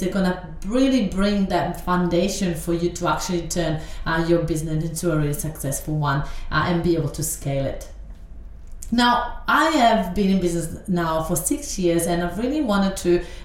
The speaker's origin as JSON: {"language": "English", "country": "Italy", "tie": "born or raised there", "second_language": "English", "moved": "as an adult", "lives_now": "Australia", "said": "I live in Australia right now, but I grew up in Italy, and I've been in Australia only for 12 years."}